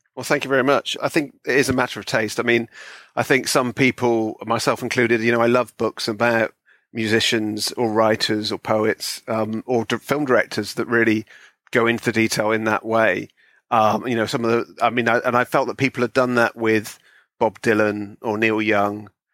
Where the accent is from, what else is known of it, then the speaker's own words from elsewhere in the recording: Bristol, South West England, United Kingdom; now in London, United Kingdom; I'm from Bristol originally, uh, which is in the West Country.